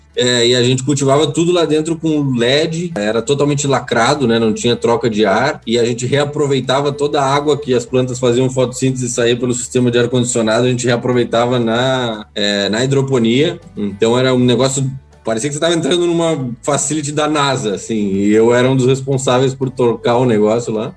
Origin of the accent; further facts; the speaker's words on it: Brazil; sou do Brasil e, e, tipo, tô aqui, consegui vir para cá